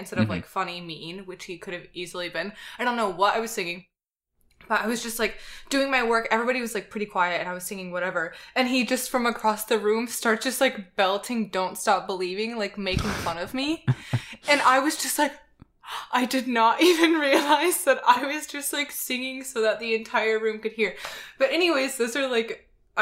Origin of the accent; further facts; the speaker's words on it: Atlanta, Georgia, United States; moved away; I'm from Atlanta